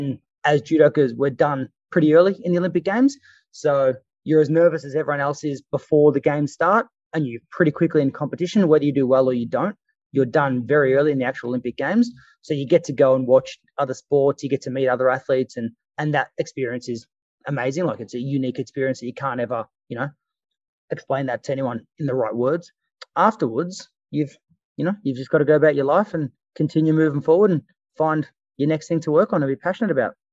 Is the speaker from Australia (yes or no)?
yes; Australia; as an Australian